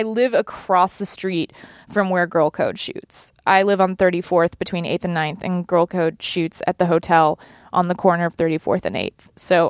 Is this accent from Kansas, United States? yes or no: no; Dallas, Texas, United States; I am. I'm from Dallas.